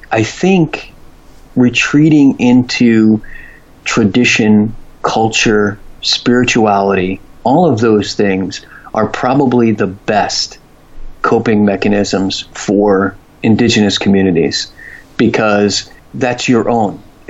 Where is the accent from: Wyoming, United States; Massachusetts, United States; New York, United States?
New York, United States; born there; I was born in New York, but I want to live in San Diego, California because of the climate